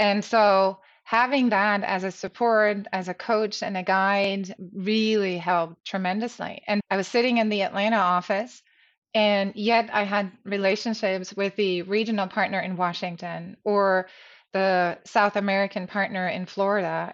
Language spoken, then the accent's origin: English; Germany; moved away; I grew up in Germany